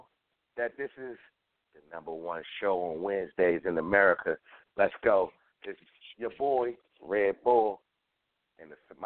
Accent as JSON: {"language": "English", "town": "Philadelphia", "region": "Pennsylvania", "country": "United States", "said": "I'm from Philly"}